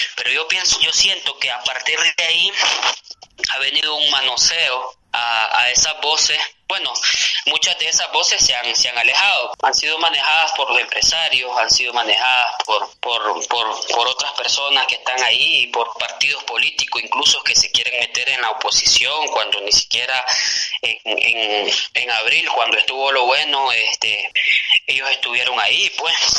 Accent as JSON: {"language": "Spanish", "town": "San Rafael del Norte", "region": "Jinotega", "country": "Nicaragua", "tie": "born or raised there", "also_born_or_lived": "León, Nicaragua", "moved": "as an adult", "said": "Yo nací en San Rafael del Norte, Guinotea, el 5 de septiembre del 93. Ese es mi origen. Ahí estudié primaria, ahí estudié secundaria"}